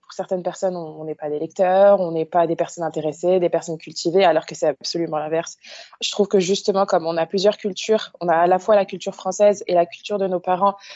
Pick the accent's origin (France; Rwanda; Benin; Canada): France; Île-de-France; Alors du coup, moi, je suis d'origine marocaine. Donc mes parents sont, euh, je suis de la seconde génération, donc enfin d'immigrés, et j'ai grandi en banlieue parisienne.